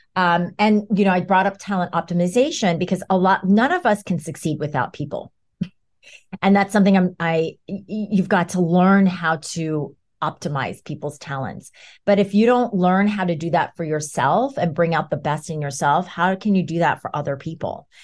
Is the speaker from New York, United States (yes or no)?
yes; New York, United States; I'm a New Yorker